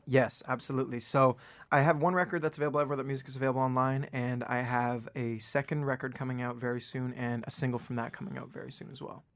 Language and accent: English; Toronto, Ontario, Canada; moved away as an adult; also born or lived in Vancouver; now in Los Angeles, United States; I was born in Vancouver, and I grew up in Toronto, just the outskirts of Toronto